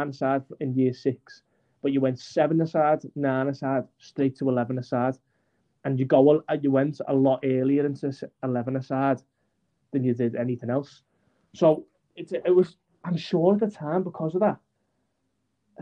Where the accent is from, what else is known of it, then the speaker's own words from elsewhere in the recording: Aintree, North West England, United Kingdom; I'm from Bazzacchi or Aintree. I'm on the border between the two